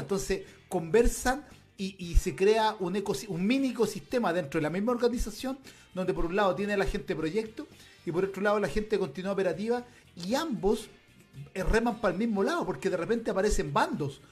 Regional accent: Chile; yo ya no me siento chileno, yo me siento latinoamericano

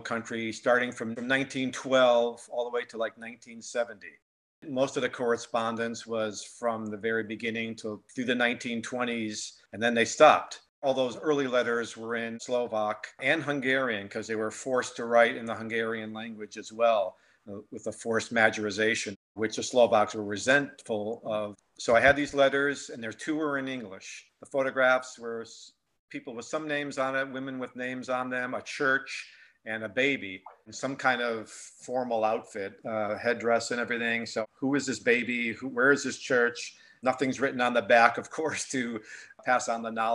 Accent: New Britain, Connecticut, United States; where I was born in New Britain, Connecticut. You know, I was baptized there. My parents were married there.

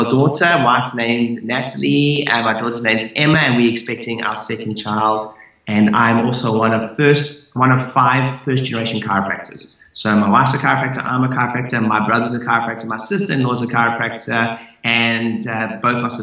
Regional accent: South Africa; moved away as an adult; now in United Kingdom; I'm originally from South Africa.

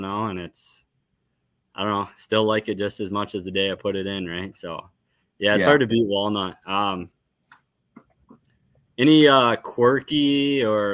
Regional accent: Illinois, United States; moved away; I grew up in Illinois

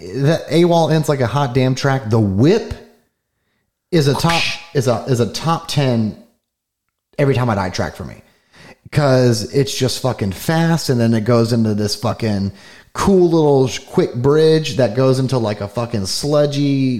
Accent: Florida, United States; we're from Florida

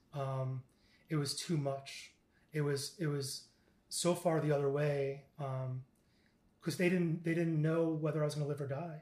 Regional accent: Stony Brook, New York, United States; I'm originally from New York, and I was born uh, on Long Island, Stony Brook, Long Island

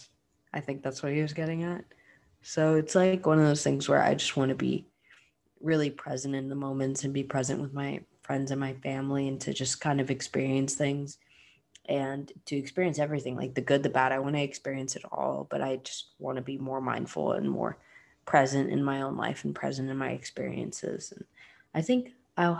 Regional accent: Florida, United States; I'm from Florida

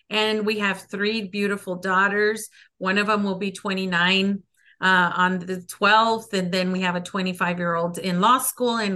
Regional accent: El Paso, Texas, United States; first language Spanish; English is a second language; also born or lived in Ciudad Juárez, Mexico; so i grew up here in el paso i was born in the barrio my first language is spanish and i grew up going to to church in ciudad juarez which is our neighbor city

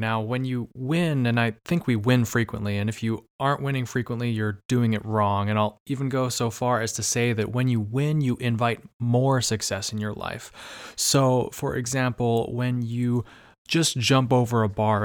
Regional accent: Arizona, United States; moved away; also born or lived in Bay Area, California; I'm actually from Arizona, by the way, and that's hot as hell

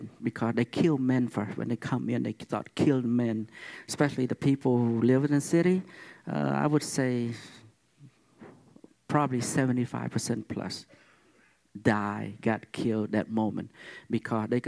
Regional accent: Cambodia; now in United States; I'm Cambodian. I come from Cambodia.

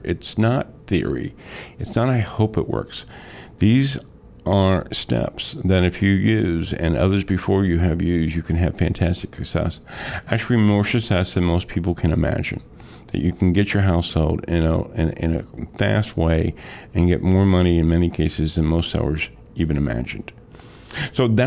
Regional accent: Metro East, Illinois, United States; also born or lived in Shiloh, Illinois; Born and raised in Metro East

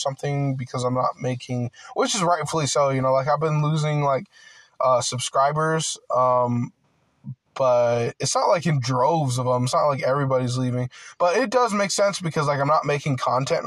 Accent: United States; I'm a full-blooded American. Like, I grew up here.

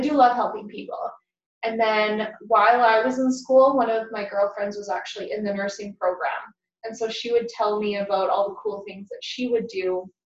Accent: Lethbridge, Alberta, Canada; I grew up in Lethbridge

